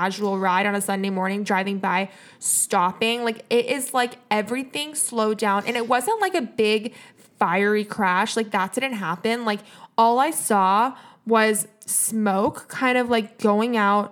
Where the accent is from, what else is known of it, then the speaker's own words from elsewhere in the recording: Los Angeles, California, United States; also born or lived in Calabasas; I grew up in Los Angeles